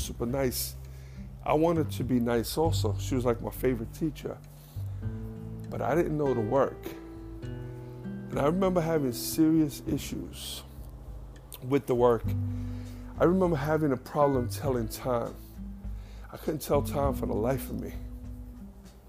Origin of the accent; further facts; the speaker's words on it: New York City, New York, United States; also born or lived in Queens; I grew up in the Bronx with the black kids